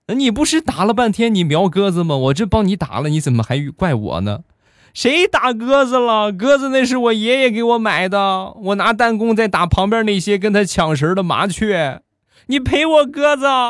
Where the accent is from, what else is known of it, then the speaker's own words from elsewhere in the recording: Rizhao, Shandong, China; 日照绿茶，这是目前我们店铺的镇店之宝，也是我们的主打产品，是我们家乡的特产